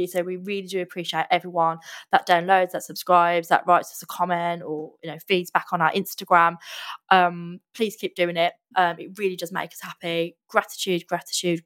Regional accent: Midlands, United Kingdom; we're both from the Midlands

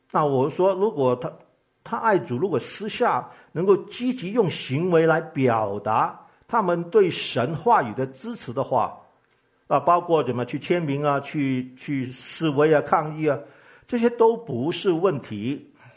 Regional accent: Guangdong, China; 我是个广东人

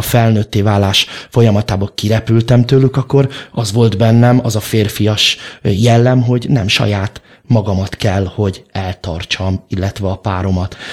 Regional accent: Budapest, Hungary; nagyszüleim is már ott születtek, ott éltek, és, ö, az édesapám is, ö, ott nevelkedett

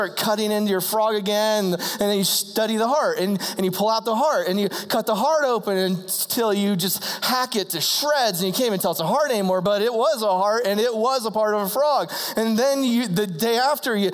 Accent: Ohio, United States; I grew up in the country. I'm from Ohio.

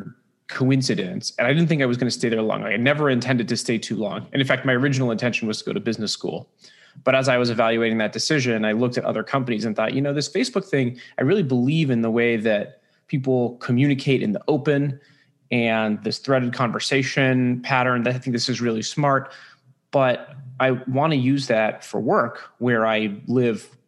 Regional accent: San Francisco, California, United States; I'm originally from San Francisco. I know that's weird. I'm one of the few. I grew up here

